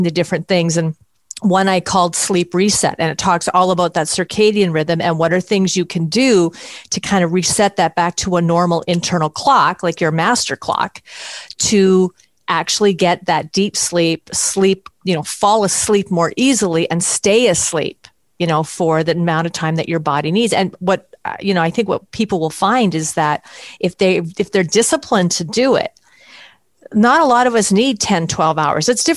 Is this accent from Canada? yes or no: yes; Canada; I'm from Canada